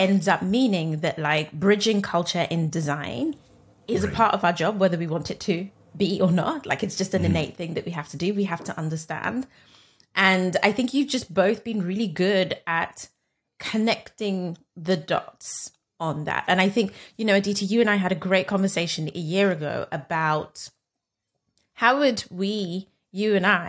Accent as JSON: {"language": "English", "country": "Nigeria", "said": "but I'm Nigerian."}